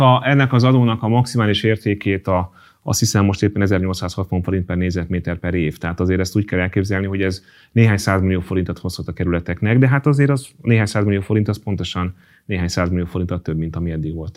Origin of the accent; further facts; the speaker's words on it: Hungary; magyar vagyok